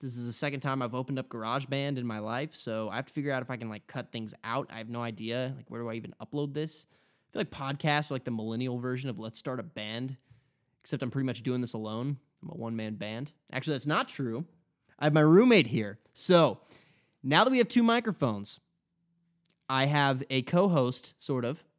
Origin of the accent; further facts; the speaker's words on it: Kansas, United States; I'm from Kansas